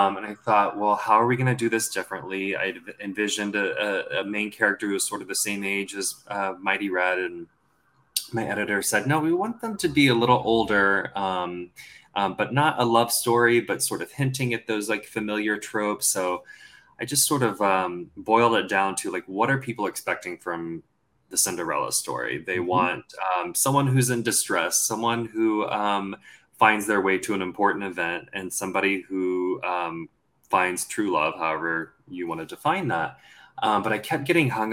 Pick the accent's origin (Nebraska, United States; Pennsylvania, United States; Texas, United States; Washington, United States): Texas, United States; accent: Southern; I grew up in Texas. I grew up in the South